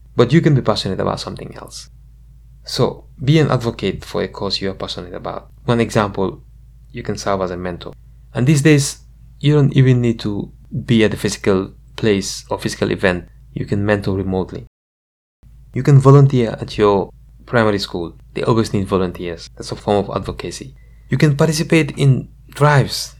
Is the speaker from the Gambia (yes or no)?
yes; Gambia; now in United States; growing up in the Gambia